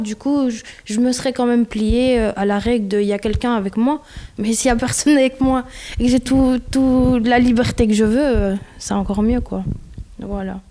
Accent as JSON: {"language": "French", "country": "Belgium", "tie": "born or raised there", "said": "je suis née en Belgique"}